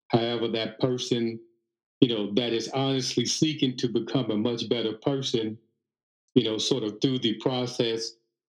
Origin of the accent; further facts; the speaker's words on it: Chicago, Illinois, United States; this is the way we talk, where I'm from, you know, I'm from Chicago, what have you.